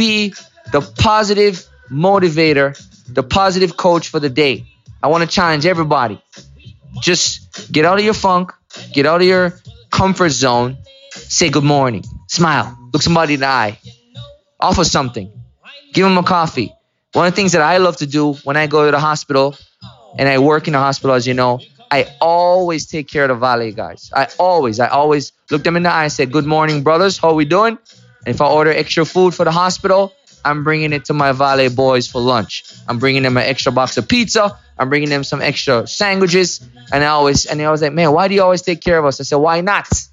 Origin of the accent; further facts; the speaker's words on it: Kingston, Jamaica; when I was growing up in Mona Heights, Kingston, Jamaica, Kingston 6